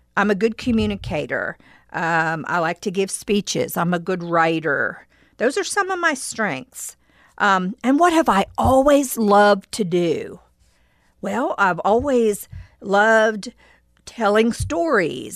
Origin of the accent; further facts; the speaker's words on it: West Virginia, United States; I played tennis when I was growing up in West Virginia in high school